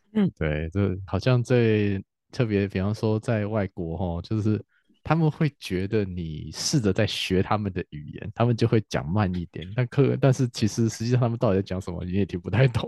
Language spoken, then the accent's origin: Chinese; Taiwan; 我们台湾人